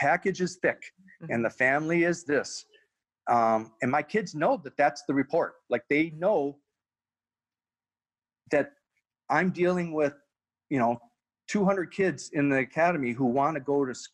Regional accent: Canada; we're Canadian

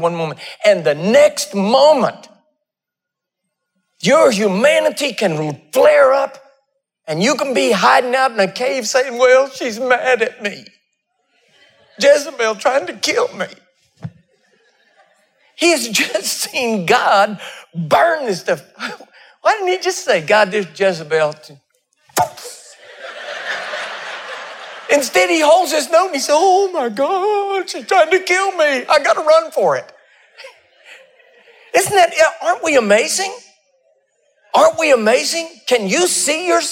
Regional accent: Texas, United States; moved away; I'm a Texan. I was born in Texas

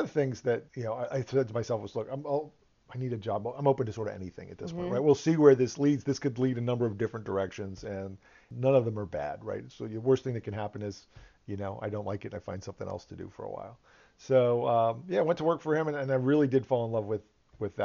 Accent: Northern Virginia, United States; growing up around here and growing up in Northern Virginia

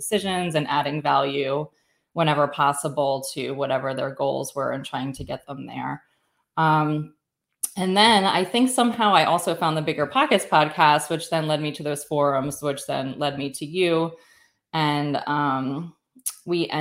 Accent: outside of Philadelphia, Pennsylvania, United States; I grew up outside of Philadelphia

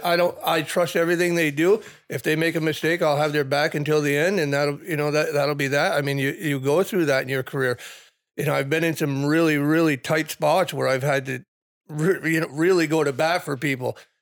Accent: South Burlington, Vermont, United States; pretty much grew up in the, in the South Burlington firehouse

